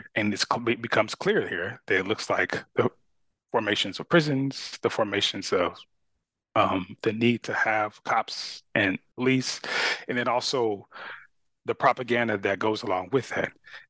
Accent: Carson, California, United States; I grew up in Southern California and I went to school in Long Beach. In the area where I grew up a city called Carson.

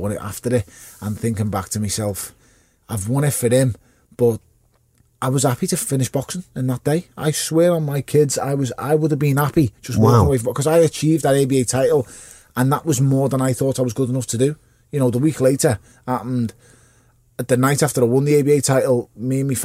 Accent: Liverpool, North West England, United Kingdom; I'm from Wavertree, Portman Road, off Smithdown Road, off Lawrence Road. That's where I'm from

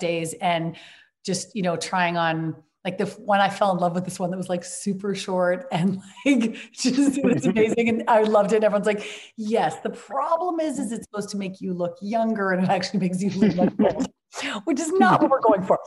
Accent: Vancouver, British Columbia, Canada; I was up in my hometown of Vancouver

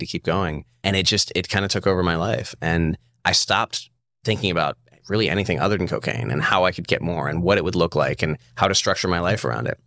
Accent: Charlottesville, Virginia, United States; I'm from Charlottesville, Virginia.

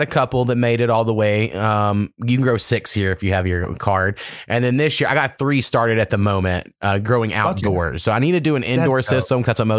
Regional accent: Oklahoma, United States; I grew up about 4 miles from Texas, something like that. My hometown's right on the border. And so therefore, I kind of hate Texas in a way.

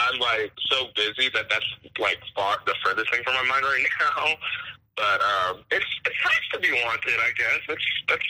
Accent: Panama City, Florida, United States; now in Las Vegas, United States; I'm from Florida. I'm from Panama City. It's a small, like, conservative town in the Panhandle.

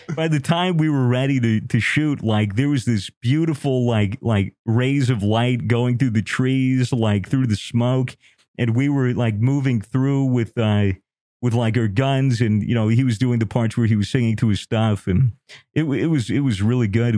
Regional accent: United States; I'm American

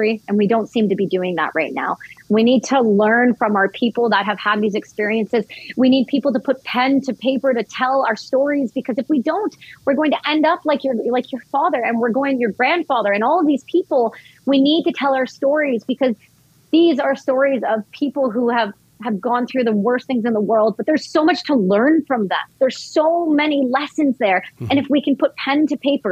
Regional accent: Vancouver, British Columbia, Canada; I'm actually in New York right now for some press, but I'm from Vancouver

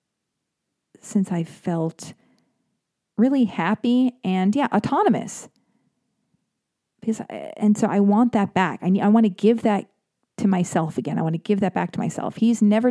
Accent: United States; I'm an American girl

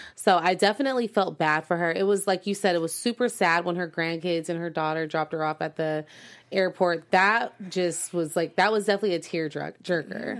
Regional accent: United States; as American citizens

